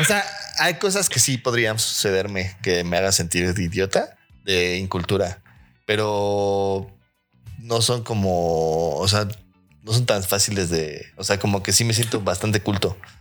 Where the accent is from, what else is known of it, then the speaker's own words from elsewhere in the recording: Mexico; siendo mexicano